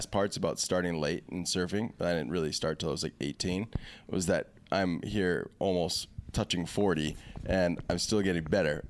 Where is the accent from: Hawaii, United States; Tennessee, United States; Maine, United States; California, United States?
Hawaii, United States; Kailua; Yeah, city boy. But I grew up in Kailua, mostly.